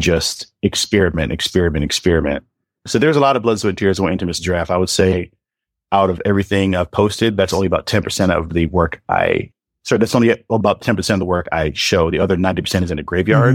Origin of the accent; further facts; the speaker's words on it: Atlanta, Georgia, United States; I'm from Atlanta, and I went to elementary school through high school and college